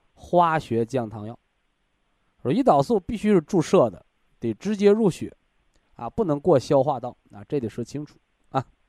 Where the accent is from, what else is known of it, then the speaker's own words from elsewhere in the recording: China; 我们中国人，啊，我们炎黄子孙的灵魂当中